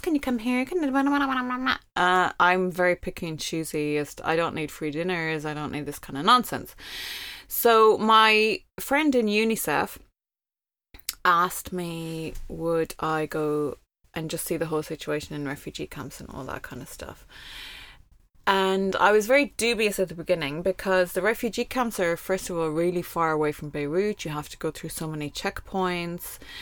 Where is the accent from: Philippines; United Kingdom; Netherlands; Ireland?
Ireland; moved away as an adult; also born or lived in Kuwait / Lebanon; as an Irish expat who worked there and lived there